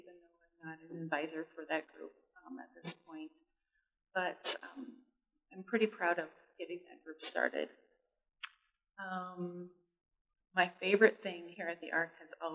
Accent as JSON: {"language": "English", "region": "Minnesota", "country": "United States", "moved": "yes", "said": "I'm originally from Minnesota"}